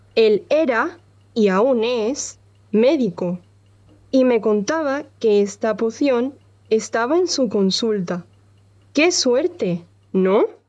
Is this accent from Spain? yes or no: yes; Andalusia, Spain; soy de Andalucía, en el sur de España